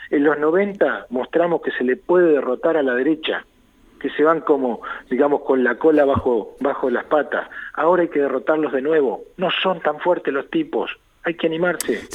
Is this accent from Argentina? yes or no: yes; Argentina; confío en mi pueblo